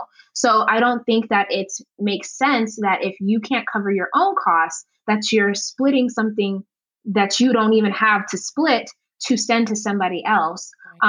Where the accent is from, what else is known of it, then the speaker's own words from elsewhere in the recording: Uganda; now in United States; I come from Uganda, and a lot of other cultures are collectivistic by nature.